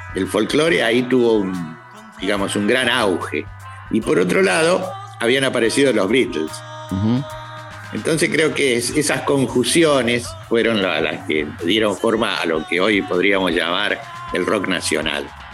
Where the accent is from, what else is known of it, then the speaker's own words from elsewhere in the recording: La Plata, Buenos Aires Province, Argentina; vine de chico a La Plata. Mis padres vinieron a trabajar acá a La Plata